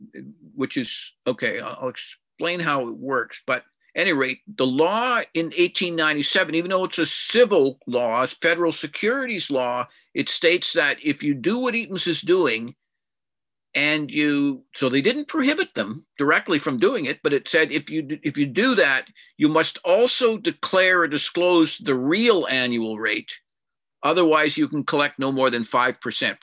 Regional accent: Winnipeg, Manitoba, Canada; also born or lived in Edmonton / Vancouver Island / South Africa; now in Victoria, Canada; I was born in Winnipeg a long time ago, and I've lived about a third of my life in Winnipeg, another third in Edmonton, and the final third so far has been in Vancouver Island.

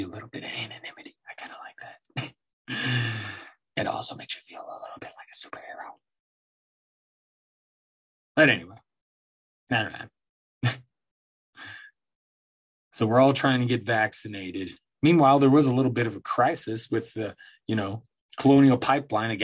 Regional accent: Aurora, Colorado, United States; also born or lived in Denver, Colorado; I'm from here, from Denver. I grew up in Denver, Colorado, Aurora, Colorado, really

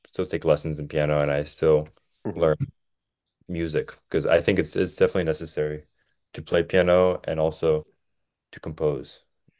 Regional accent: outside Philadelphia, Pennsylvania, United States; also born or lived in Boston, Massachusetts; So I was born in Boston, and I lived in Boston for about 5 years, and then I moved to Pennsylvania. I lived like outside Philly

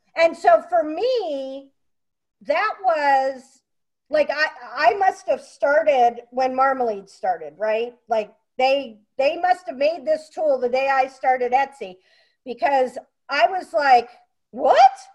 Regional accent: Pennsylvania, United States; moved away; I came from Pennsylvania

